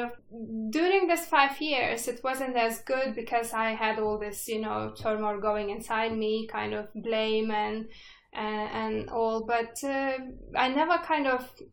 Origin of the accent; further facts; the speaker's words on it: Lithuania; moved away; I was born still in Soviet Union. Lithuania was in Soviet Union that time.